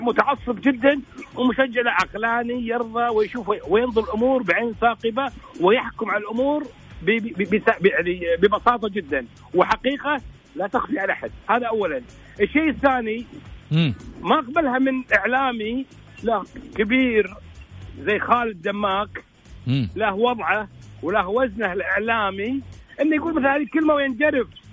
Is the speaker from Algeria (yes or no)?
no; Kuwait; عندنا في الكويت